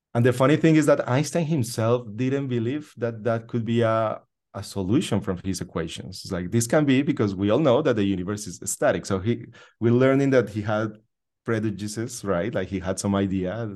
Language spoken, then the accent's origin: English; Colombia; now in United States; I was born in Colombia, in South America